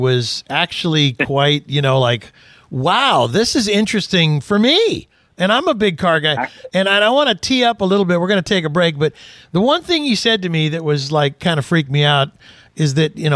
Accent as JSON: {"language": "English", "region": "Southern California", "country": "United States", "tie": "born or raised there", "moved": "yes", "lives_now": "Pacific Northwest, United States", "said": "I grew up in Southern California as well. Now I live in the Pacific Northwest"}